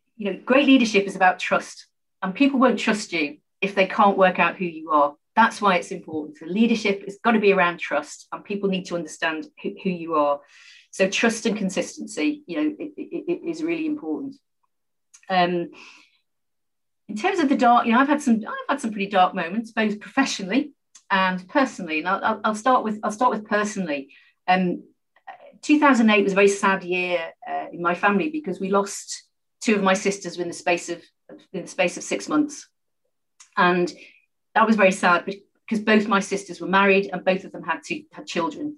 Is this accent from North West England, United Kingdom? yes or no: yes; Liverpool, North West England, United Kingdom; I was born and brought up in Liverpool, a very proud Scouser